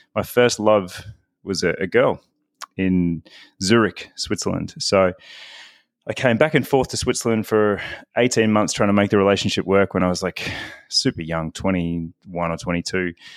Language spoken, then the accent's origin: English; Victoria, Australia; moved away as an adult; also born or lived in Melbourne, Australia; I am originally, uh, from Melbourne, Australia. I was born in Melbourne, but, uh, spent my childhood in the country